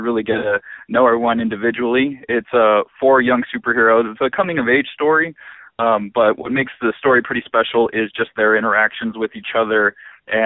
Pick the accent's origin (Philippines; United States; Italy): Philippines; I'm Filipino, so I wanted to make sure that we get represented in the comic world as well.